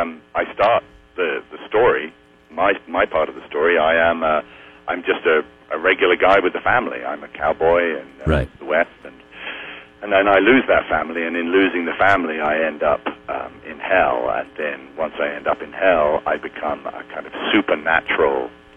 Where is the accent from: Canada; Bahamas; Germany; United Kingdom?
United Kingdom; also born or lived in England; as a guy growing up in Scotland and England